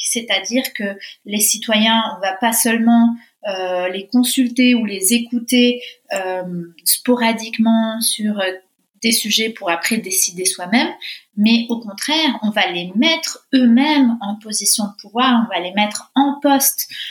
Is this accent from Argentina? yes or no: yes; Argentina; moved away as an adult; now in France; je viens d'Argentine, de, de, parents argentins. J'ai vécu là-bas pendant 20 ans, donc euh, j'ai été moi-même française de l'étranger